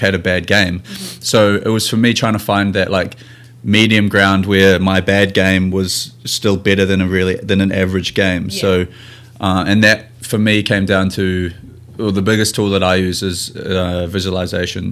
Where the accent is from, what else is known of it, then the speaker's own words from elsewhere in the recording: New Zealand; moved away as an adult; now in Seattle, United States; I'm a Kiwi rugby player playing here in America for the Seattle team